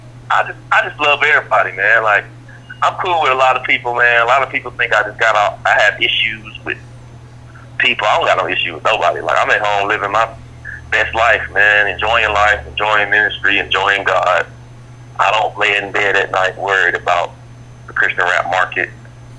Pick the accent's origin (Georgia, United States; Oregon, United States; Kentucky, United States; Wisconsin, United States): Georgia, United States; Atlanta; I'm from Atlanta.